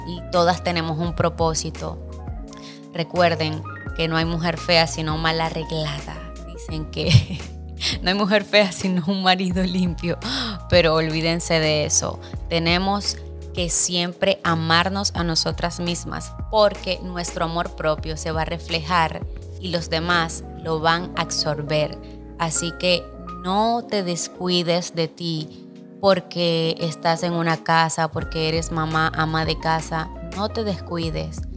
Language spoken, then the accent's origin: Spanish; Venezuela; moved away as an adult; now in Dominican Republic; soy venezolana de sangre colombiana. Mis padres son colombianos, pero nacida en Venezuela.